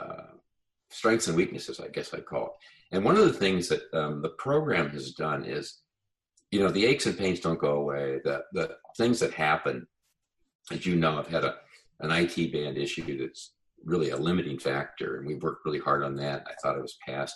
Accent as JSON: {"language": "English", "region": "Colorado", "country": "United States", "tie": "born or raised there", "said": "I grew up in Colorado"}